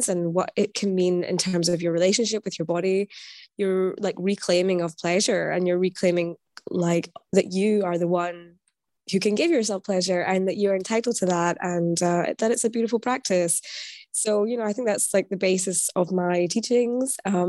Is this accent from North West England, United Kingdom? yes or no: no; Scotland, United Kingdom; now in Berlin, Germany; I'm Scottish, but I'm based in Berlin.